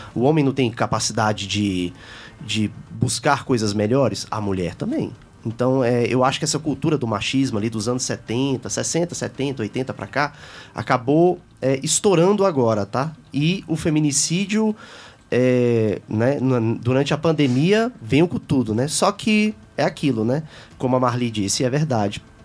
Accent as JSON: {"language": "Portuguese", "town": "Taguatinga", "region": "Federal District", "country": "Brazil", "tie": "born or raised there", "said": "Eu também nasci em Taguatinga"}